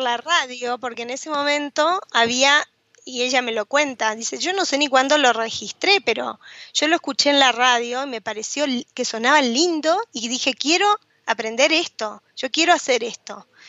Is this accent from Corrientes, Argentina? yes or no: yes; Goya, Corrientes, Argentina; also born or lived in United States; mi mamá se volvió a Goya a vivir este, conmigo